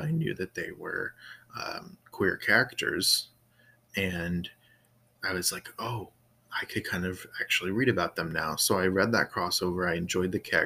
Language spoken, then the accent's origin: English; Florida, United States; So I grew up in Florida, a little different places in Florida, a lot of places in South Florida, but in Central Florida as well.